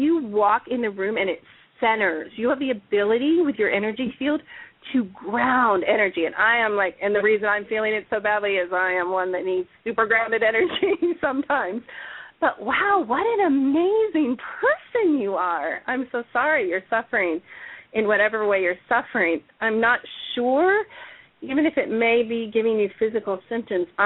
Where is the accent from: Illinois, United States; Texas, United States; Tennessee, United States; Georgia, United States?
Illinois, United States; Chicago; I grew up in Chicago.